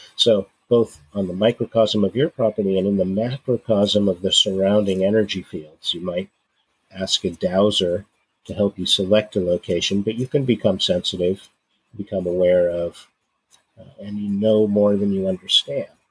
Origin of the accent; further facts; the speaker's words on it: San Francisco Bay Area, California, United States; moved away; also born or lived in Oregon; I grew up in the San Francisco Bay Area